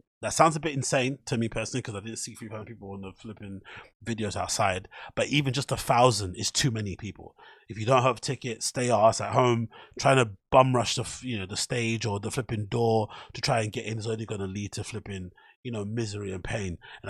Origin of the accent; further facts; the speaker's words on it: Newham, London, United Kingdom; from Newham, the same borough that I grew up in East London